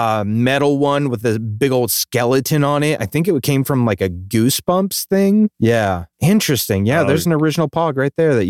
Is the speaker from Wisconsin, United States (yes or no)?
no; Hawaii, United States; That was something we had growing up in Hawaii, and it was just like, literally, it was like milk caps.